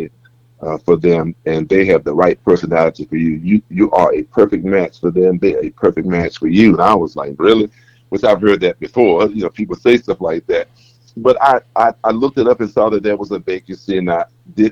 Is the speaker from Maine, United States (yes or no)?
no; Hampton, Virginia, United States; moved away as an adult; now in Greensboro, United States; I am originally born and raised in Hampton, Virginia. That's where I was born, raised, and educated